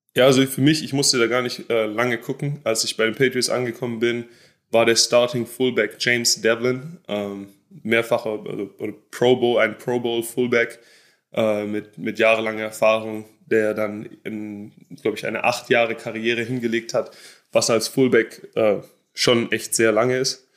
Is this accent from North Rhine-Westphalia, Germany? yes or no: no; Stuttgart, Baden-Württemberg, Germany; moved away as an adult; also born or lived in Jacksonville, Florida; now in United States; ich bin in Stuttgart aufgewachsen